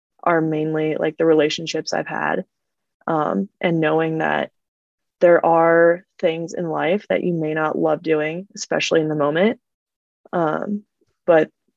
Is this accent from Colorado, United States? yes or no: yes; Fort Collins, Colorado, United States; moved away as an adult; also born or lived in Arizona; now in Palo Alto, United States; I grew up in Fort Collins